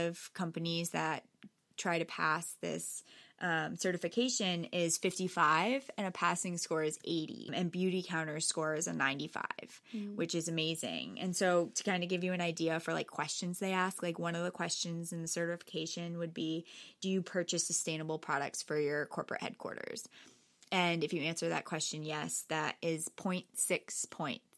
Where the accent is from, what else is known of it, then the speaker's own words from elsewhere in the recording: Norwalk, Connecticut, United States; I grew up right here in Norwalk